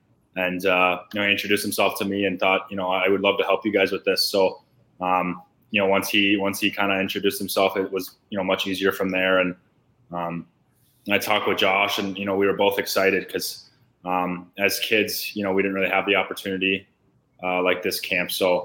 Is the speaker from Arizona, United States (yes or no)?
yes; Arizona, United States; growing up in Arizona, you found an hour ice sheet with, you know, guys your age